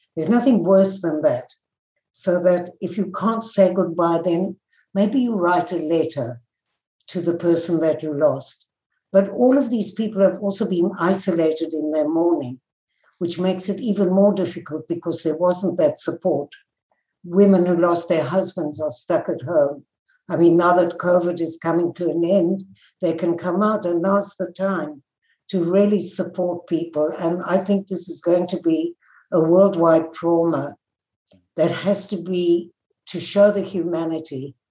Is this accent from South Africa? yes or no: yes; South Africa; moved away; I was born in South Africa and grew up in the apartheid days